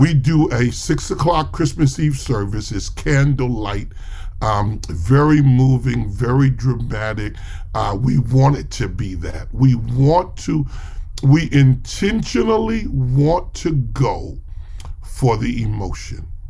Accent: New York City, New York, United States; I'm from New York, and so I grew up not far from Cathedral of St. John the Divine

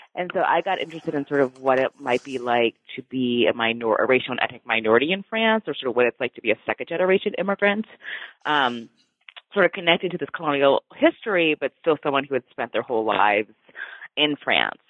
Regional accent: United States

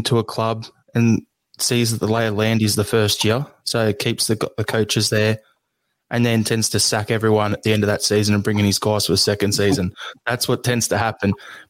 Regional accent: Melbourne, Victoria, Australia; being an Australian and being from Melbourne

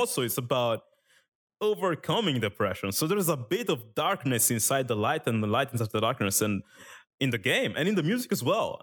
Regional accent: Italy; English is a second language; moved away; I lived in Italy when I was younger. I didn't speak English

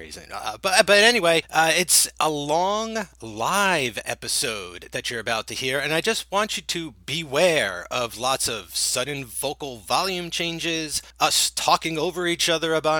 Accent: New Jersey, United States; accent: Jersey; did my Jersey accent just come through

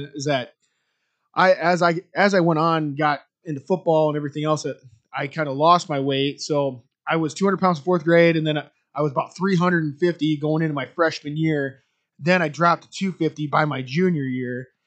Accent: Iowa, United States; I'm from Albernette, Iowa. Like Dean said, I went to high school with him

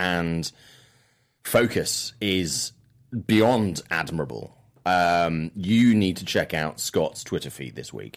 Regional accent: Swansea, Wales, United Kingdom; moved away; I lived in a town called city called Swansea, which is my hometown at the time.

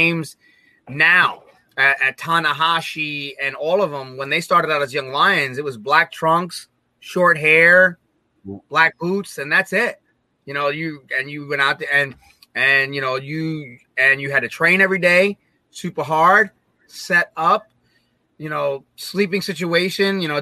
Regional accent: United States; as an American, as a gaijin

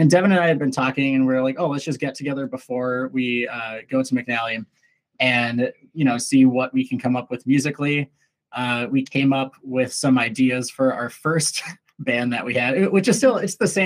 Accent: Lakeville, Minnesota, United States; now in Burnsville, United States; i currently live in burnsville minnesota cool. um, but from lakeville

